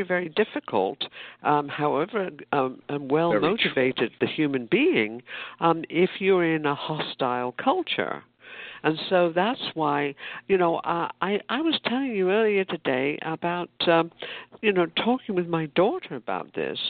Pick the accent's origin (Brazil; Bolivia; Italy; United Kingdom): United Kingdom; now in United States; I grew up in Britain